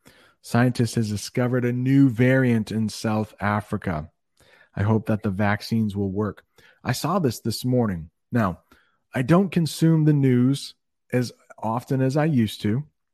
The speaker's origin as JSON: {"language": "English", "country": "Thailand", "said": "I teach at Brent. I'm from Thailand."}